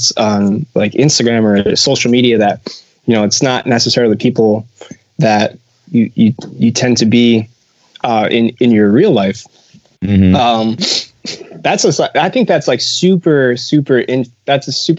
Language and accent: English; Patchogue, New York, United States; I hail from Patchogue, New York, which is it's kind of a really big town on the South Shore of Long Island